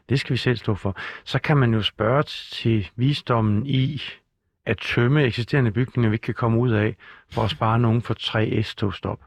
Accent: Skive, Central Denmark Region, Denmark; Skive, hvor jeg kommer fra

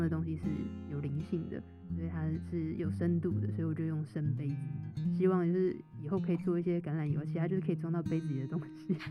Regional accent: Taiwan; 因为我是台湾人

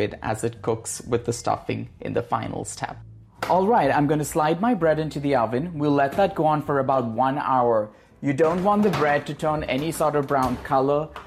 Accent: India; also born or lived in Goa; now in California, United States; the India I grew up

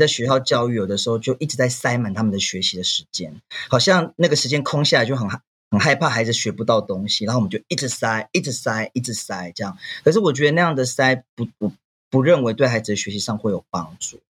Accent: Wulai, New Taipei, Taiwan; 我来自台北乌来，我们是德拉曼这边的泰雅族

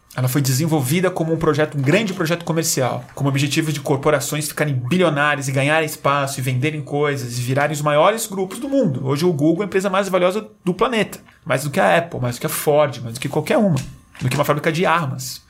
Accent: Brazil; A gente é brasileiro, a gente fala uma língua

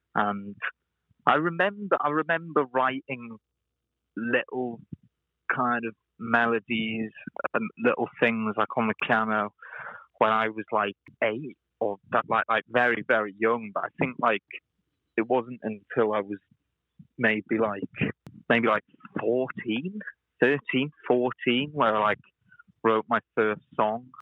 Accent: Wales, United Kingdom; now in Liverpool, United Kingdom; I'm originally Welsh, uh, from Wales, originally, and now I live in Liverpool.

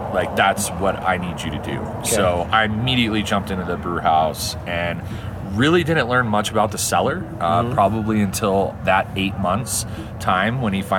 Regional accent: Dallas, Texas, United States; moved away; I grew up in Dallas, Texas

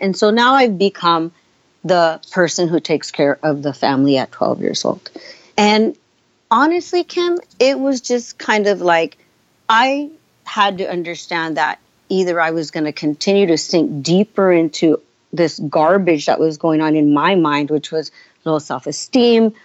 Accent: San Francisco, California, United States; also born or lived in San Jose, California; they came to this country, settled in San Francisco, and I grew up in San Francisco, then moved to San Jose, California

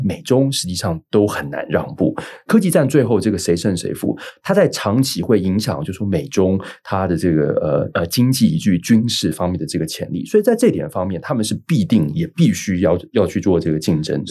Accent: Taiwan; 我们是台湾这边

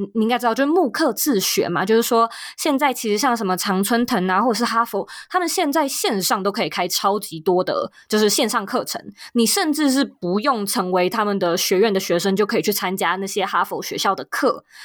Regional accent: Taipei, Taiwan; moved away as an adult; also born or lived in New York / West Coast, United States; now in United States; 都是在台湾土生土长地在台北长大，在台北念书跟工作

